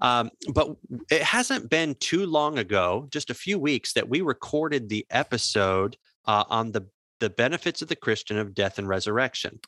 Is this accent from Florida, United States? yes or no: yes; Jacksonville, Florida, United States; I grew up near the Jacksonville Suns